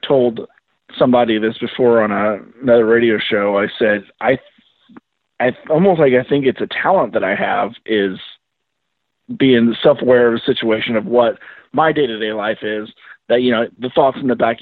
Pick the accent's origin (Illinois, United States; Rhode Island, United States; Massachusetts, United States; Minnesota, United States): Illinois, United States; Pleasant Plains; I'm from Pleasant Plains. So I'm near Springfield